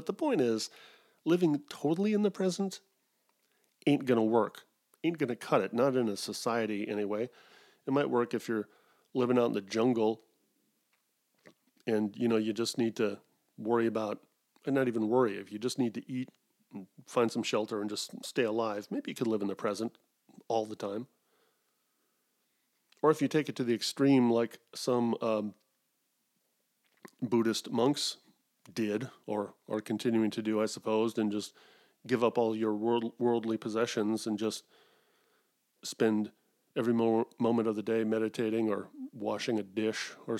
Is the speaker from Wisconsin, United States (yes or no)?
yes; Wisconsin, United States; born there; I was born in Wisconsin, but I can't do a Midwestern accent.